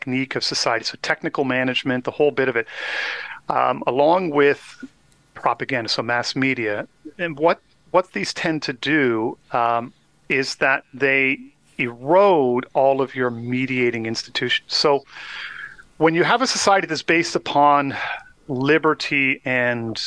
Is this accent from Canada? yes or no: yes; Canada; as a Canadian, I did learn some French